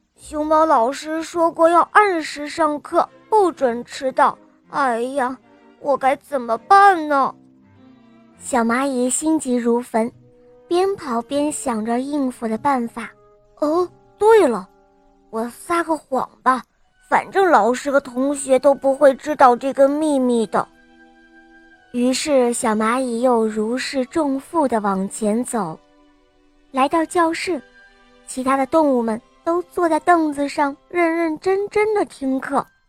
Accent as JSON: {"language": "Chinese", "town": "Weifang", "region": "Shandong", "country": "China", "said": "我六岁了。我来自美丽的风筝之都，山东潍坊"}